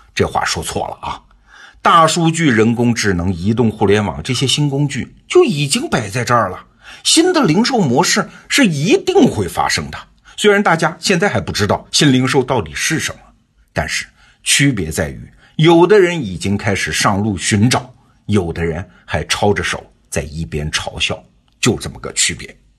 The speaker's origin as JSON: {"language": "Chinese", "country": "China", "said": "我们中国人"}